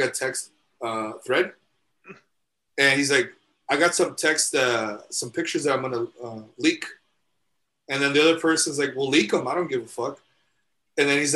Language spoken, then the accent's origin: English; El Paso, Texas, United States; we're from El Paso, so we have to eat menudo